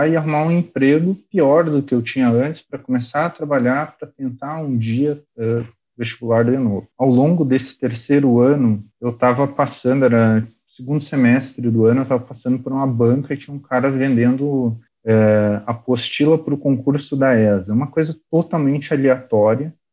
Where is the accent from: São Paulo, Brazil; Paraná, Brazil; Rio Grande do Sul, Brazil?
Rio Grande do Sul, Brazil; Venâncio Aires; Uma cidadezinha pequena, chamada Venâncio Aires.